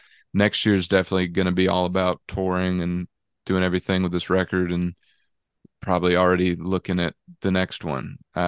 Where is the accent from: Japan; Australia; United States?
United States; Texas; If I was from Dallas, Texas, there'd be plenty of Texans saying I wasn't a Texan, you know, so it worked out perfect.